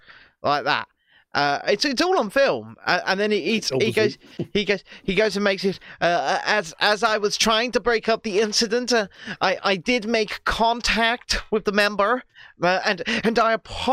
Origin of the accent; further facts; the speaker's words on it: Scotland, United Kingdom; As a Scottish man